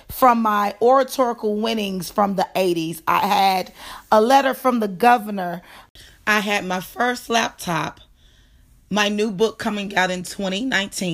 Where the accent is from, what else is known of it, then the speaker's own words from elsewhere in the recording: Dallas, Texas, United States; moved away; I am originally from Dallas